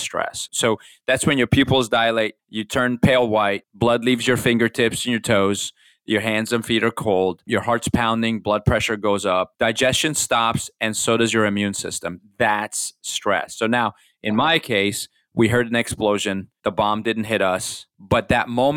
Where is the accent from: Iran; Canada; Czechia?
Iran; now in United States; I grew up in Iran during the revolution